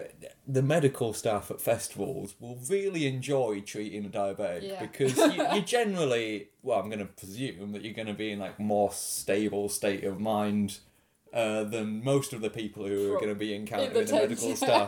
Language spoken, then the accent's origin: English; Yorkshire and the Humber, United Kingdom; I'm from Yorkshire.